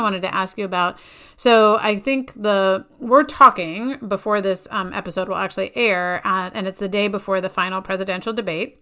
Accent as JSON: {"language": "English", "region": "Connecticut", "country": "United States", "said": "my home state of Connecticut"}